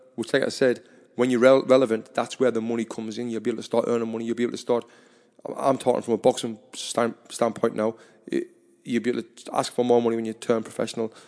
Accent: Sunderland, North East England, United Kingdom; I'm from Sunderland

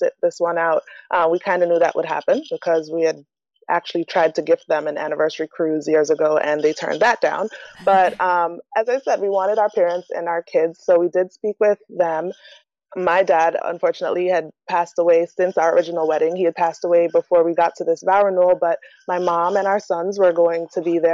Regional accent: Jamaica; moved away; Jamaica, which is actually my home country

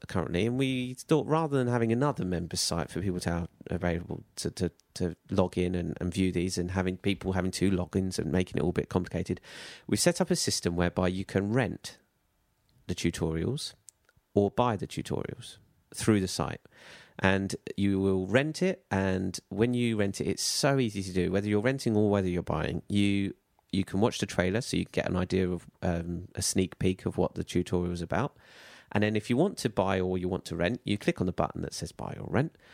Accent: United Kingdom; we're British

